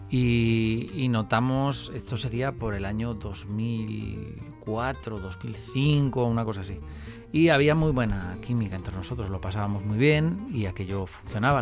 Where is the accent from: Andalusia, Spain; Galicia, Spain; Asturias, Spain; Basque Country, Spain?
Basque Country, Spain; Vitoria; yo soy de Vitoria y en Vitoria no es que haya mucho flamenco